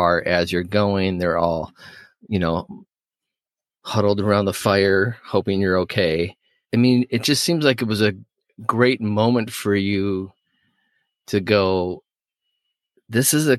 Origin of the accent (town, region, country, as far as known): Minnesota, United States; born or raised there